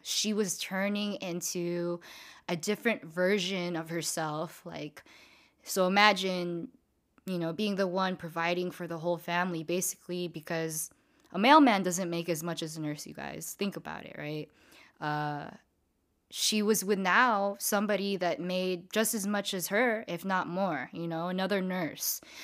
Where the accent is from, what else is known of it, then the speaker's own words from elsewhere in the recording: San Diego, California, United States; also born or lived in Diamond Bar, California; I moved to San Diego when I was around nine-ish, ten-ish years old